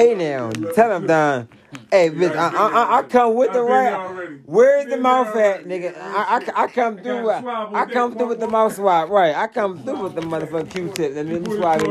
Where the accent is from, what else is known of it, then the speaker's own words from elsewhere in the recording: New York City, New York, United States; I'm from Queens.